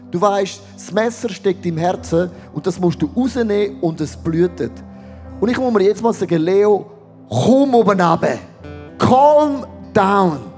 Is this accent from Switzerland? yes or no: yes; Switzerland; Also bin ich kein Schweizer mehr, dann bin ich mehr Latino.